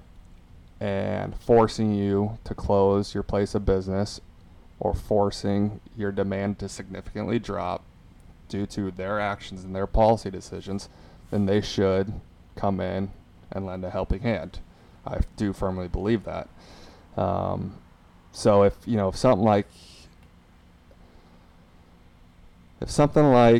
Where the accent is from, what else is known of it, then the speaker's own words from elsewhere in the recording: Omaha, Nebraska, United States; now in Florida, United States; our house that I grew up in back in Omaha